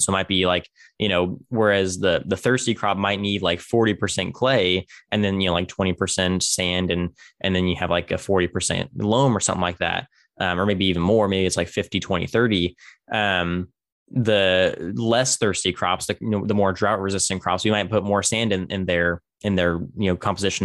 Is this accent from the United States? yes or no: yes; Tulare, California, United States; my hometown is, is called Tulare.